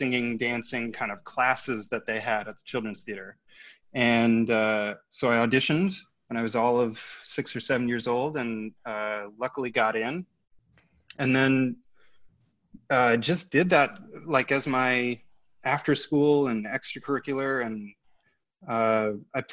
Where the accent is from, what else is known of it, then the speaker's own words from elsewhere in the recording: Minneapolis, Minnesota, United States; now in California, United States; I'm from Minneapolis, Minnesota